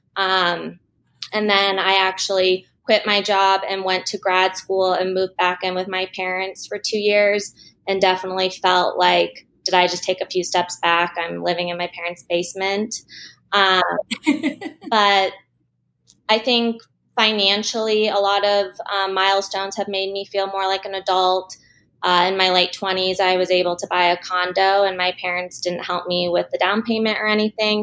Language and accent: English; Denver, Colorado, United States; I grew up in Denver. I still live here